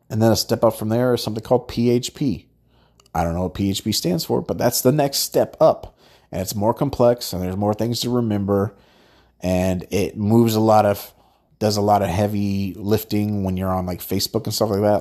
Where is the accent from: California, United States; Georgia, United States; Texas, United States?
California, United States; Southern; I'm from Southern California